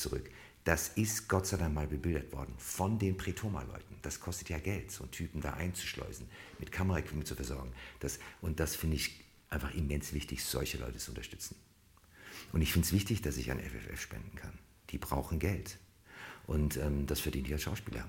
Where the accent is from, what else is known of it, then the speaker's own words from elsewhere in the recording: Cologne, North Rhine-Westphalia, Germany; ich bin ja eigentlich Kölner